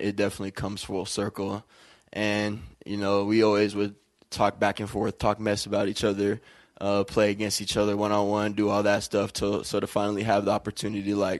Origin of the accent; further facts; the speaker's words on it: Auburn, Washington, United States; moved away as an adult; also born or lived in New Jersey; now in Moscow, Idaho, United States; growing up in Auburn, going to Auburn High School was a great experience